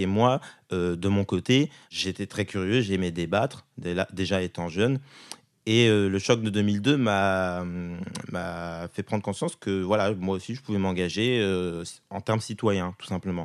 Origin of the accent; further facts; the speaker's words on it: Val-de-Marne, Île-de-France, France; j'ai toujours vécu avec mes parents depuis ma naissance en 93 jusqu'à mes 7 ans. Euh, dans le Val-de-Marne